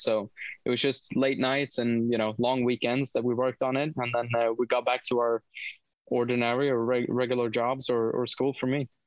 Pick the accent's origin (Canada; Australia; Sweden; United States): Sweden; moved away; also born or lived in United Kingdom; growing up in Sweden and being involved in motorsport